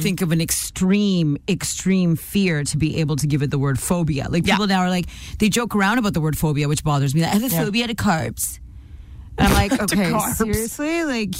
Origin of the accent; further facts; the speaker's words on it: Nanaimo, British Columbia, Canada; moved away; I'm from Nanaimo